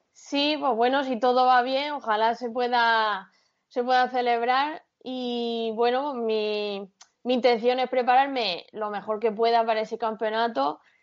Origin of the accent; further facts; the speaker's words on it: Caravaca de la Cruz, Region of Murcia, Spain; mi pueblo, de Caravaca